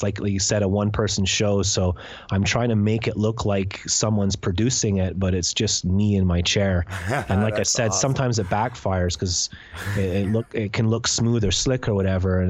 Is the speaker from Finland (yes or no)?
no; Canada; moved away as an adult; also born or lived in Scotland; I grew up in Canada from the age of like 5 to 20. But I spent the other part of my life in Scotland.